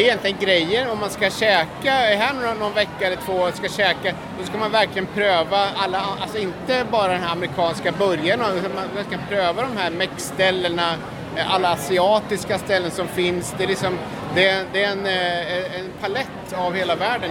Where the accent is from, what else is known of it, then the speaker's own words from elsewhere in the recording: Sweden; hemma i Sverige